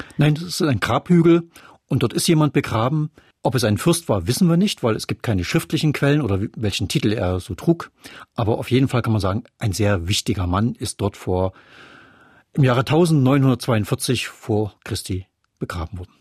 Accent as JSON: {"language": "German", "town": "Chemnitz", "region": "Saxony", "country": "Germany", "also_born_or_lived": "Leipzig", "said": "Ich komme aus der Stadt mit den drei O's"}